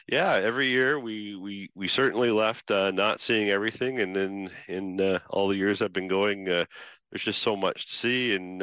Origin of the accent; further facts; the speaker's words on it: Canada; also born or lived in Toronto; We're Canadians through and through